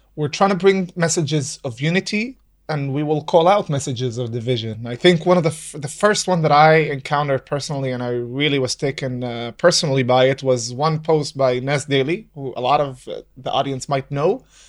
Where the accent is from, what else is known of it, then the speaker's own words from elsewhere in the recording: Nazareth, Northern District, Israel; also born or lived in Virginia, United States; I was born and raised in Nazareth